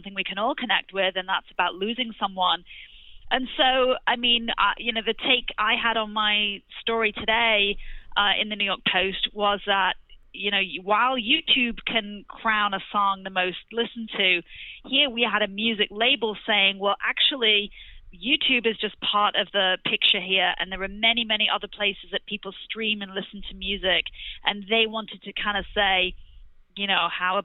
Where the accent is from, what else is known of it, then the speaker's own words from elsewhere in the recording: England, United Kingdom; moved away as an adult; now in United States; I'm actually English